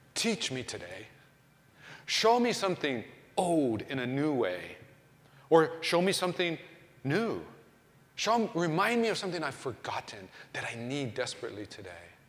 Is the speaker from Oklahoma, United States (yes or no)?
yes; Oklahoma, United States; I was growing up in Oklahoma